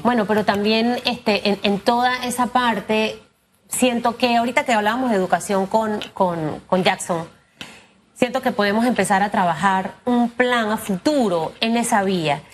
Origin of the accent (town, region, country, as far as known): Panama